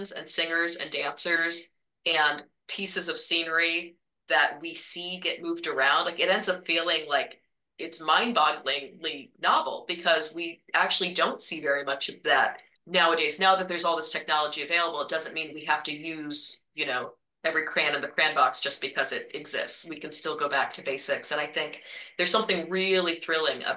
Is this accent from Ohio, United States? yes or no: yes; Marion, Ohio, United States; my parents did community theater in my hometown of Marion, Ohio.